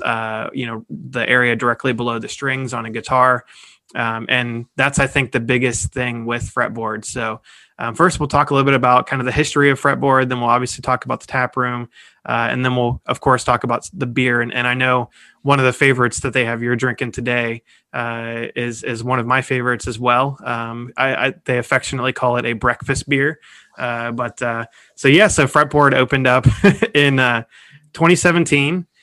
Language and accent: English; Cincinnati, Ohio, United States; we are staying in my hometown, Cincinnati, Ohio